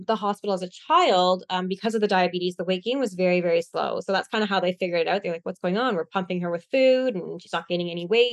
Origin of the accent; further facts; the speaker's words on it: Canada; I'm from Canada